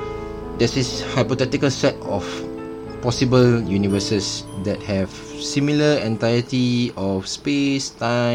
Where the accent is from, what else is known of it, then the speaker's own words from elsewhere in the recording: Singapore; I'm Singaporean.